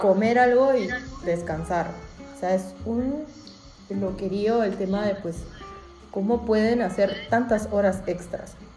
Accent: Peru; now in Europe; en mi país

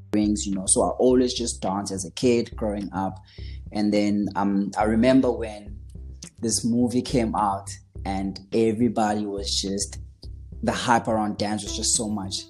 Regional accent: KwaZulu-Natal, South Africa; moved away as an adult; also born or lived in Stanger / Pietermaritzburg; now in Johannesburg, South Africa; I was born and raised in KwaZulu Natal, as I said. Um, went to school in Stanger

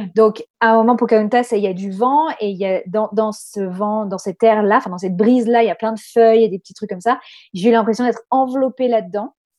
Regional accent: Corsica, France; now in Australia; on est de Corse

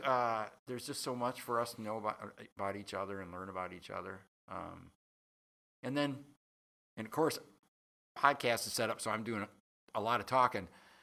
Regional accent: Berkeley, Michigan, United States

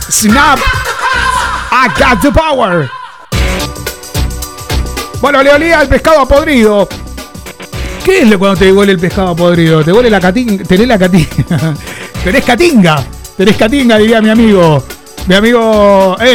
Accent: Mar del Plata, Buenos Aires Province, Argentina; now in Barcelona, Spain; Eh, soy de Barcelona, aunque soy argentina de Mar del Plata. Llevo 15 años viviendo en España.

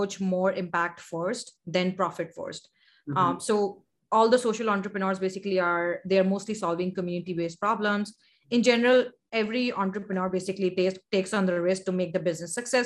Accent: Karachi, Sindh, Pakistan; also born or lived in United States; I'm from Karachi, Pakistan.

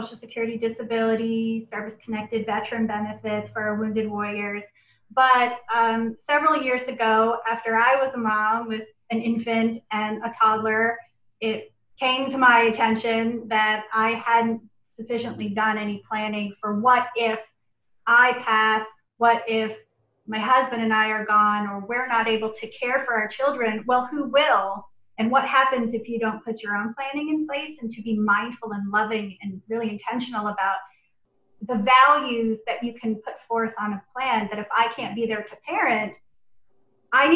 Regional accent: Miami, Florida, United States; moved away as an adult; also born or lived in Portland, Oregon / New York City / Seattle; now in Spokane, United States; I'm from Miami, Florida, and I was born and raised in Florida. I didn't leave South Florida until I went to college

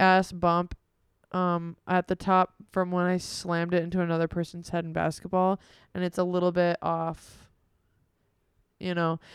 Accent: United States; we're American

